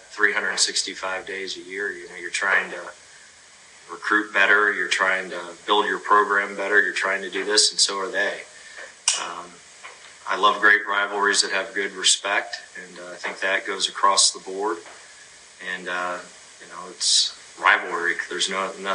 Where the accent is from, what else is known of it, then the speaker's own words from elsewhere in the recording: Northeast Ohio, United States; Growing up in Northeast Ohio